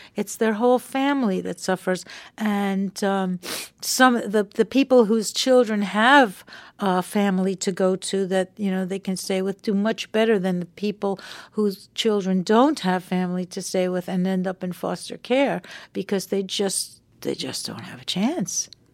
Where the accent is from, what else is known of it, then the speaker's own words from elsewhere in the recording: Long Island, New York, United States; we were kids growing up on Long Island together